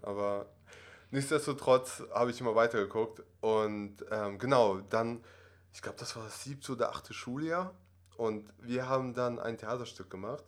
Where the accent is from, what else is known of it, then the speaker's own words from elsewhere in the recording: Germany; German is a second language; also born or lived in Russia; ich bin ursprünglich aus Russland, bin in Russland aufgewachsen, sechs Jahre lang und dann hatten wir die Möglichkeit, mit der Familie nach Deutschland zu ziehen.